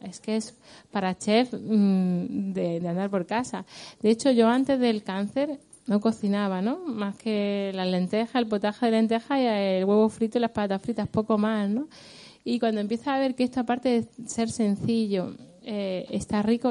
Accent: Granada, Andalusia, Spain; que le da el nombre a mi tierra además

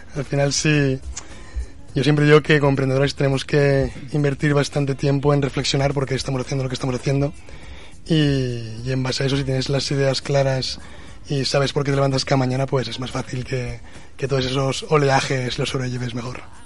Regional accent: Zaragoza, Aragon, Spain; nosotros estamos aquí en Zaragoza y somos de Zaragoza

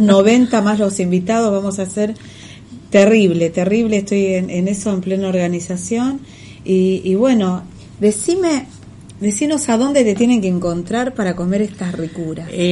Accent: Buenos Aires, Argentina; Acá somos chetos los porteños.

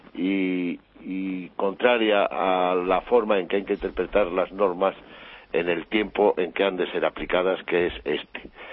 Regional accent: Valladolid, Castile and León, Spain; los de mi ciudad, que es Valladolid

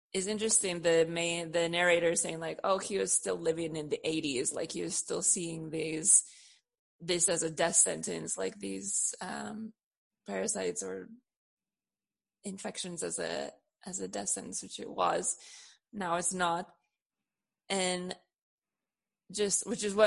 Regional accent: San Francisco, California, United States; I was born in San Francisco in the late 80s

